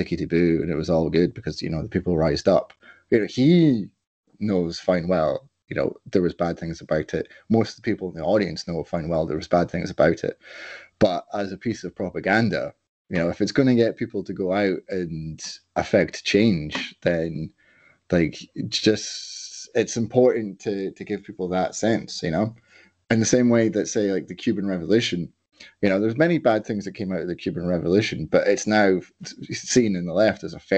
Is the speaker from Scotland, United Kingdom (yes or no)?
yes; Edinburgh, Scotland, United Kingdom; growing up in Edinburgh